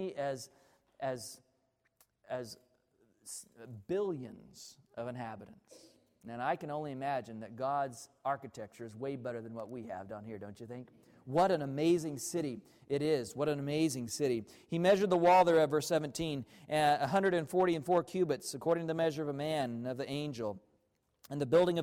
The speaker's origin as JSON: {"language": "English", "region": "Arkansas", "country": "United States", "tie": "born or raised there", "said": "I grew up in Arkansas"}